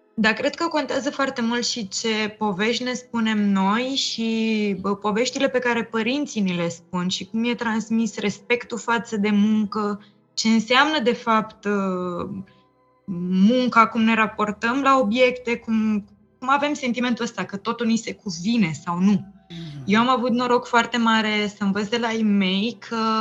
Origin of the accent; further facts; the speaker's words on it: Romania; noi ca români cel puțin, pentru că am trăit experiența comunismului